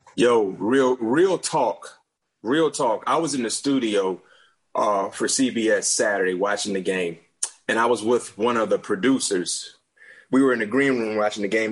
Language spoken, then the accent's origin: English; South Florida, United States; growing up in South Florida